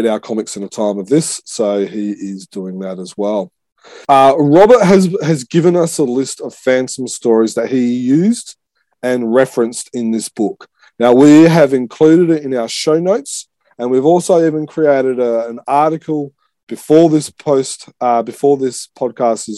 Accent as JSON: {"language": "English", "country": "Australia", "said": "I'm Australian"}